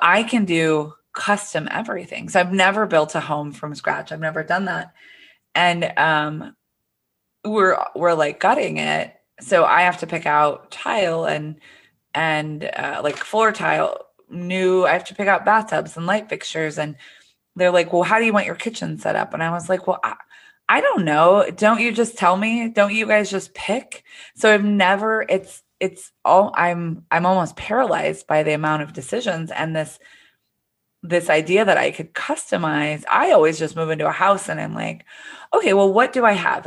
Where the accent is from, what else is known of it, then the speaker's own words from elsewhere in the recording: Midwest, United States; now in Florida, United States; I grew up in the Midwest